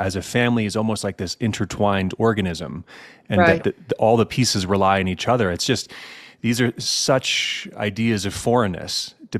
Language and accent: English; United States; as I hear this as an American